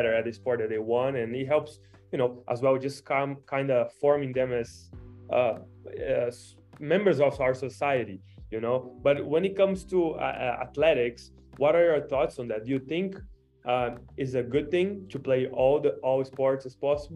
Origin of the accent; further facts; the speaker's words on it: Brazil; now in United States; I'm from Brazil